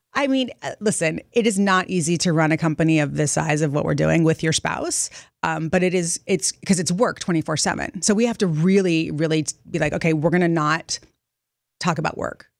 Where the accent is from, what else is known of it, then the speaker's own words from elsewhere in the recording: Montecito, California, United States; moved away as an adult; also born or lived in Los Angeles; now in New York City, United States; I grew up in Montecito in Santa Barbara.